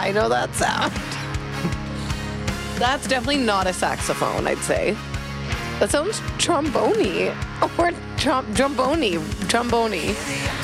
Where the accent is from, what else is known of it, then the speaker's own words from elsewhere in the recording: Canada; I'm from Canada.